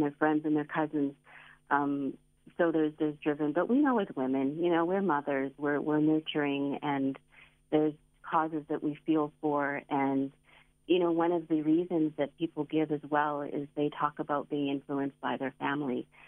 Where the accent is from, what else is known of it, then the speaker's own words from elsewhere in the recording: Canada; now in South Africa; I grew up in Canada